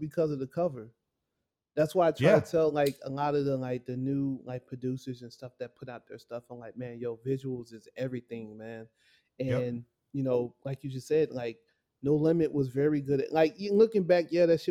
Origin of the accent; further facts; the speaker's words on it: Chicago, Illinois, United States; I grew up in Chicago.